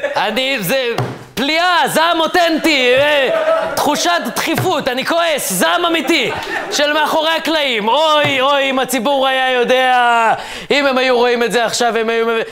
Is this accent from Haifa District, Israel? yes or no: no; Ra'anana, Central District, Israel; אני גדלתי ברעננה